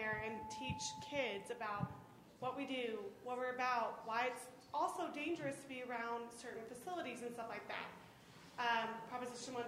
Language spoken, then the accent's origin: English; Oklahoma, United States; moved away as an adult; also born or lived in Lubbock, Texas; now in Colorado, United States; I'm from Oklahoma, so I moved to Colorado 2.5 years ago